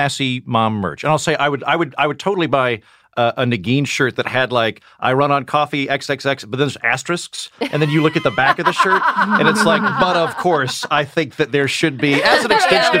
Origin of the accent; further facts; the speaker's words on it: Oklahoma, United States; I'm from Oklahoma.